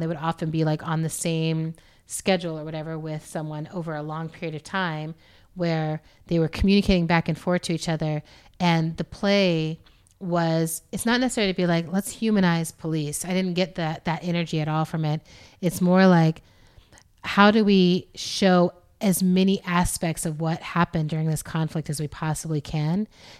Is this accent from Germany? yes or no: yes; Germany; Or look, you know, we grew up in Germany, which at the time we grew up there, we were in West Germany and there was a wall.